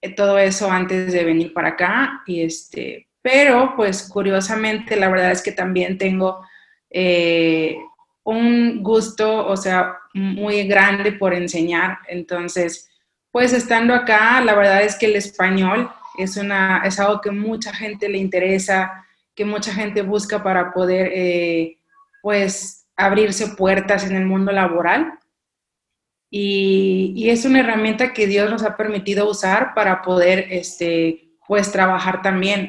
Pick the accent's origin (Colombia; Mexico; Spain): Mexico; moved away as an adult; soy mexicana, claro, de la costa